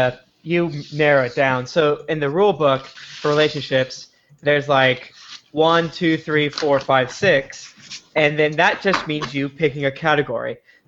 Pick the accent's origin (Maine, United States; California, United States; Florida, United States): Florida, United States; St. Petersburg; St. Petersburg, Florida.